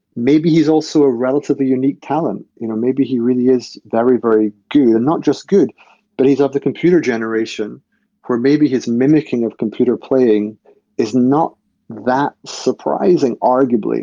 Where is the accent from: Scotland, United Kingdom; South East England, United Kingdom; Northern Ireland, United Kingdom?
Scotland, United Kingdom; I'm from Scotland